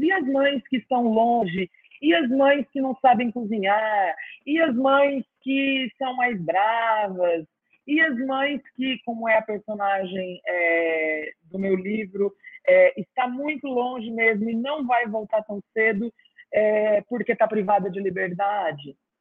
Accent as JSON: {"language": "Portuguese", "region": "interior of São Paulo", "country": "Brazil", "tie": "born or raised there", "also_born_or_lived": "Campinas / Guatapará / Ribeirão Preto / Franca", "moved": "as an adult", "lives_now": "Ceará, Brazil", "said": "até os meus 11 anos, eu morei na zona rural. E aí depois, quando fiz 12, 11, 12, fomos para a cidade e morei em várias cidades do interior de São Paulo"}